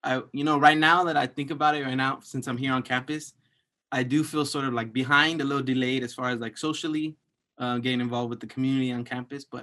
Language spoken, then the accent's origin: English; Los Angeles, California, United States; I'm from East LA, El Sereno specifically